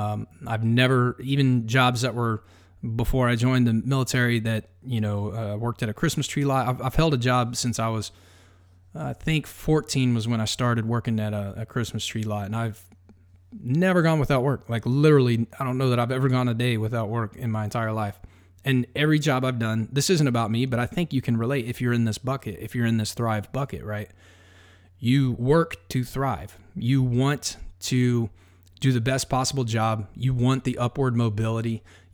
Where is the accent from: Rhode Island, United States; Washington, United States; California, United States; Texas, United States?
Texas, United States; I'm from Texas. Like, you know, we build fires everywhere.